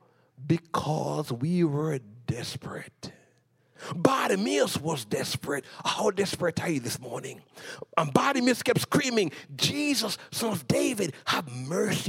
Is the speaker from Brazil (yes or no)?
no; Jamaica; moved away as an adult; I came from Jamaica